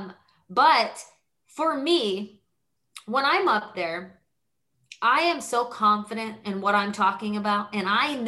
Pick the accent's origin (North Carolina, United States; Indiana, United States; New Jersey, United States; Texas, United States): Texas, United States; growing up in Texas, I was taught to have a lot of pride